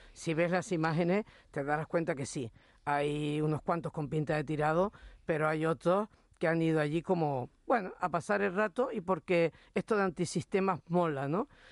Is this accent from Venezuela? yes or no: no; Canary Islands, Spain